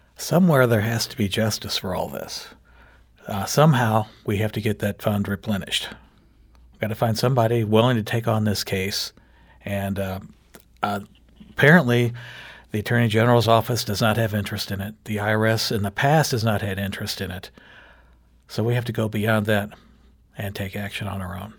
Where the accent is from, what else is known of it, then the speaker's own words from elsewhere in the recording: Jefferson County, Missouri, United States; I'm from Jefferson County